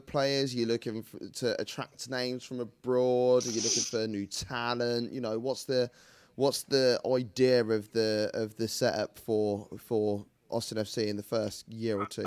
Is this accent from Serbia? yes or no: no; United Kingdom; I'm so British